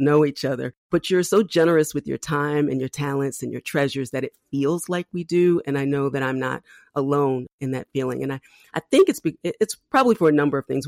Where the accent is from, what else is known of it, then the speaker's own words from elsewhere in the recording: Philadelphia, Pennsylvania, United States; my hometown of Philadelphia